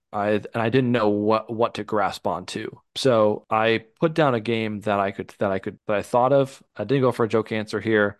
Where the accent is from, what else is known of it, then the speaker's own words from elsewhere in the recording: the North, Midwest, United States; Growing up in the North